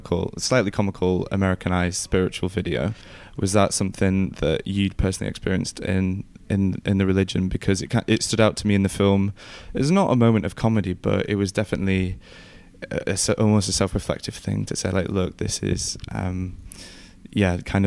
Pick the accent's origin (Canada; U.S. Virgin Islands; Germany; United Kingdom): United Kingdom; the north of England; growing up in the North